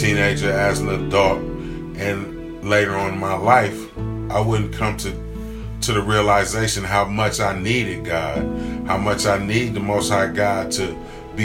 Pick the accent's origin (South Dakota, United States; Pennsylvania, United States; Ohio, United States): Ohio, United States; Columbus; I'm from Columbus, Ohio, on the west side